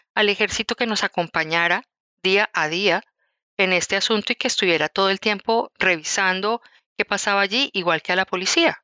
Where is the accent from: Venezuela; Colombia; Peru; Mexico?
Colombia; Bogotá; moved away as an adult; also born or lived in Quindío, Colombia; yo nací en Bogotá, que es la capital de Colombia, pero cuando me casé y tuve mis primeros, pues mis dos hijos, decidí irme a vivir a un sitio que es esplendoroso, eh, se llama eh, el Quindío